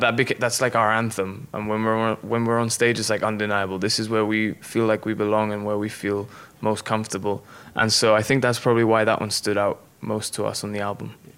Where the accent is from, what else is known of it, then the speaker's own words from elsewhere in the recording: Gibraltar; moved away as an adult; now in Nashville, United States; I come from Gibraltar and there's no street called like Music Circle.